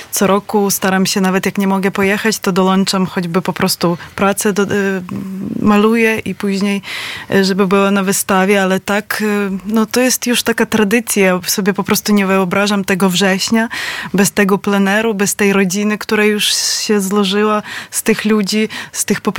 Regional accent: Lviv, Lviv Oblast, Ukraine; Polish is a second language; now in Poland; Z Lwowa.

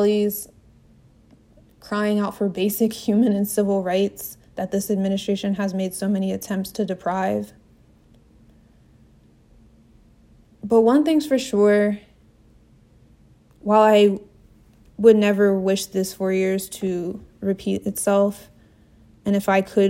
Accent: New Jersey, United States; now in Washington, D.C., United States; In my hometown, back in South Jersey

